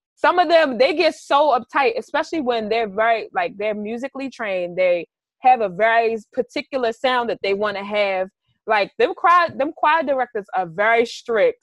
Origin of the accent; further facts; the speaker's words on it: Baltimore, Maryland, United States; I grew up in Baltimore City